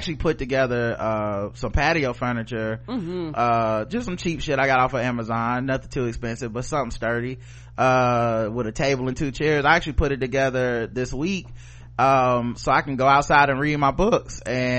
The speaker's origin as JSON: {"language": "English", "region": "Maine", "country": "United States", "said": "I'm from Maine."}